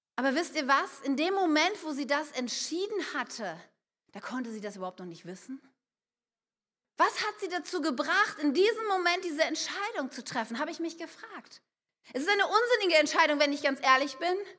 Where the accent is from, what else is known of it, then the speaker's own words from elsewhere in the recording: Wuppertal, North Rhine-Westphalia, Germany; moved away as an adult; now in Wunstorf, Germany; ich komme aus einer Großstadt, ich komme aus Wuppertal